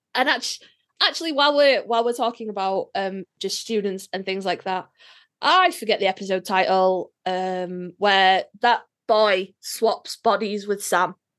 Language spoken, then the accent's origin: English; United Kingdom; I'm British